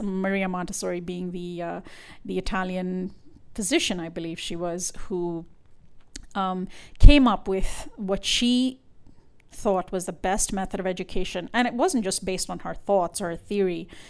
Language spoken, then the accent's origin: English; India; moved away; I'm from India.